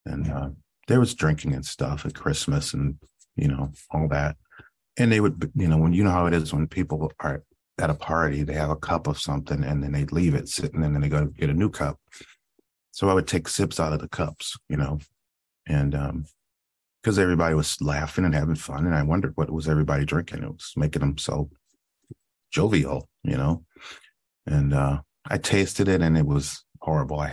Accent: Cleveland, Ohio, United States; I grew up in Cleveland, Ohio, and youngest of three.

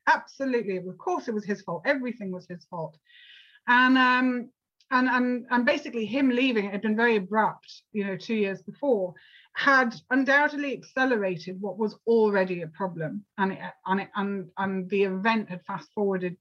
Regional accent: United Kingdom; I'm actually from the UK

